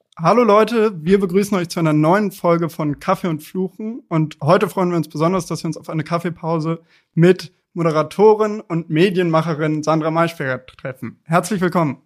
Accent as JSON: {"language": "German", "town": "Munich", "region": "Bavaria", "country": "Germany", "said": "sind wir alle drei Münchner"}